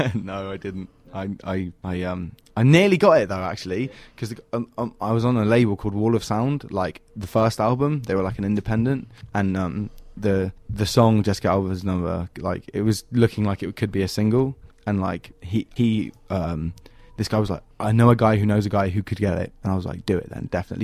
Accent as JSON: {"language": "English", "region": "England", "country": "United Kingdom", "tie": "born or raised there"}